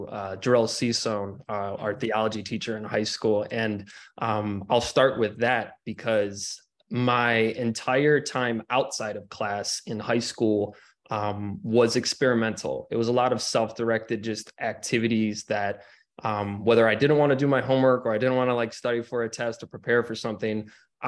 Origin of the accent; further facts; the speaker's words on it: Cleveland, Ohio, United States; I grew up in Cleveland, Ohio